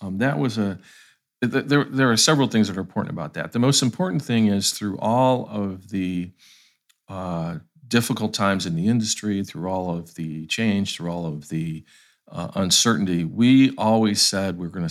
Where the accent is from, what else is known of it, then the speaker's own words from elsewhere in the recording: Ohio, United States; moved away as an adult; now in Atlanta, United States; I'm from Ohio, so I have, I grew up in the Rust Belt time in that state.